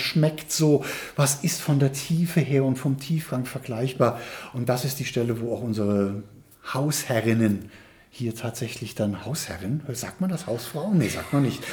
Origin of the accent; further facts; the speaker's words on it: Trier, Rhineland-Palatinate, Germany; ich als geborenes Moselkind und geborener mhm. Eifelaner, ich bin aus Trier